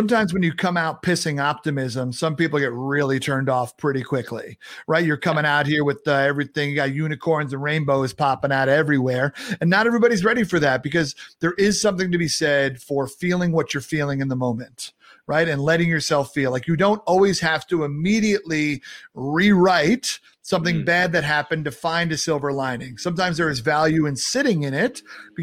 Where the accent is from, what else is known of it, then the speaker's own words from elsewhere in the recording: New York, United States; I'm a New Yorker